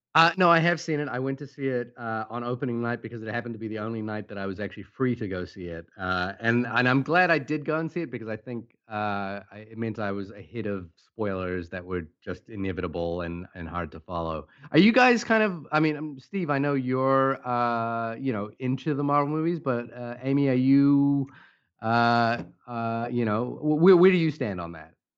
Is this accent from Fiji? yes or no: yes; Fiji; moved away; I came from uh, a small Pacific island. I was born in Fiji, and movies for us was a really big part of everything we did.